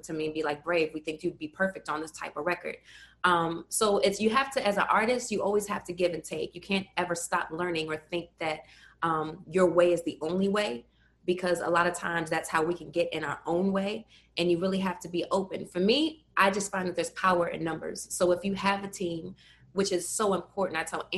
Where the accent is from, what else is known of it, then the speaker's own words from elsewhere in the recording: Baltimore, Maryland, United States; Born and raised in West Baltimore